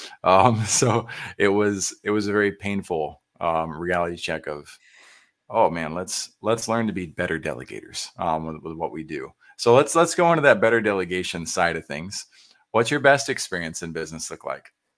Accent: San Antonio, Texas, United States; I grew up in San Antonio

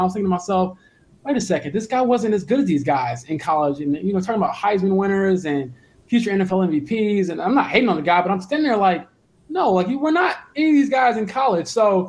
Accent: Romeoville, Illinois, United States; moved away as an adult; also born or lived in Northwest Indiana; now in Indianapolis, United States; I grew up in Romeo, Illinois, obviously.

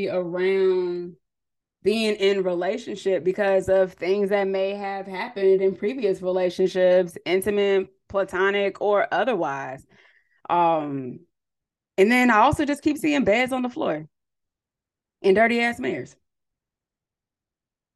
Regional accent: San Diego, California, United States; also born or lived in San Jose, California; I'm originally from California, from San Diego, but I went to school in the Bay Area at San Jose State University

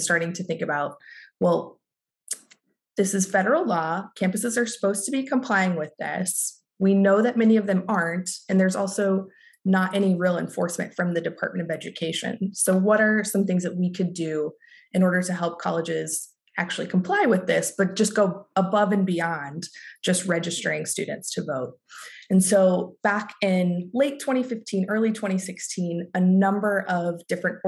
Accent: Northwest Kansas, United States; I'm originally from Kansas. I grew up in a really small town in Northwest Kansas

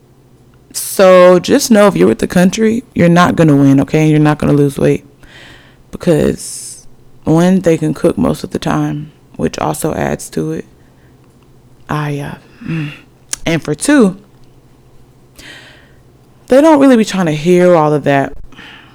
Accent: Alabama, United States; also born or lived in Norfolk, Virginia; technically I'm from Alabama. 256 by way of, I was born in Norfolk, Virginia

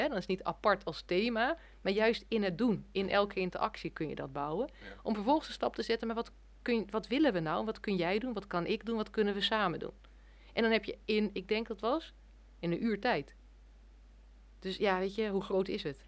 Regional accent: Netherlands

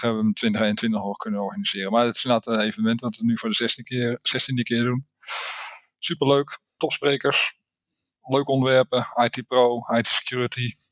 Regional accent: Netherlands; ik ben een Nederlander

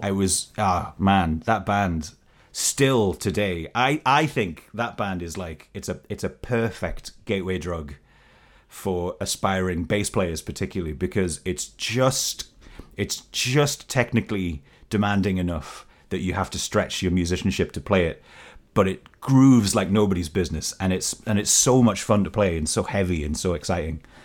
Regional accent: Newcastle upon Tyne, North East England, United Kingdom; I am coming to you from Newcastle upon Tyne, my hometown

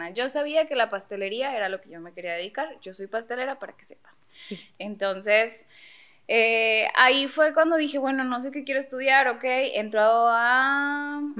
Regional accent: Monterrey, Nuevo León, Mexico; Paréntesis, somos de Monterrey

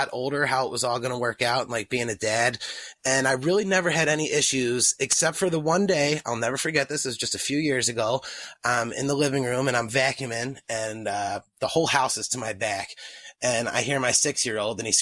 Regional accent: East Coast, United States; I grew up on the East Coast

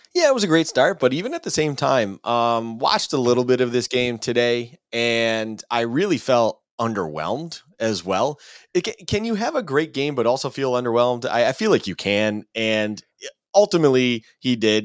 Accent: Buffalo, New York, United States; I'm born and raised in Buffalo. It gets cold here

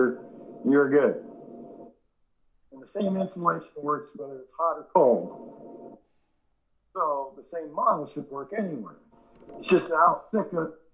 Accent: Humboldt County, California, United States; also born or lived in Canada / Detroit; I'm born in Canada, but I grew up in Humboldt County, California

